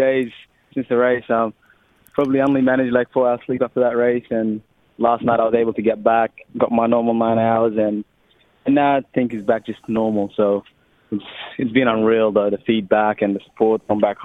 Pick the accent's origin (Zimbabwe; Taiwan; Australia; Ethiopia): Australia; accent: Australian; also born or lived in Sudan; We've got the Australian accent